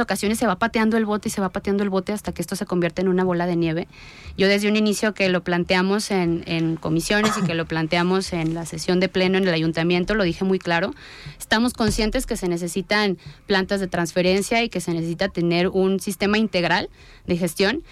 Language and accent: Spanish; Tonalá, Jalisco, Mexico; yo nací en Tonalá, conozco las tradiciones de Tonalá